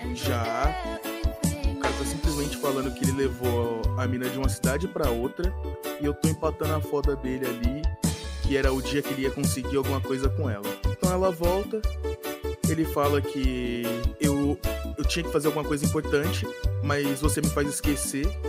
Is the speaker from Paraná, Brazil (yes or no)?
no; São Paulo, Brazil; tenho 22 anos, sou da zona sul de São Paulo